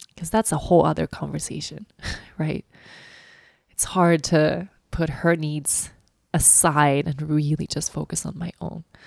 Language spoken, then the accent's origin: English; Sweden; moved away; Sweden as my home country